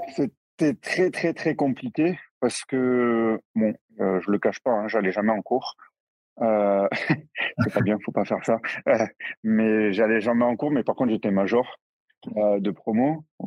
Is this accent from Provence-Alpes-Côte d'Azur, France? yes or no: no; near Toulouse, the South, Occitania, France; now in Strasbourg, France; je suis originaire du Sud, à côté de Toulouse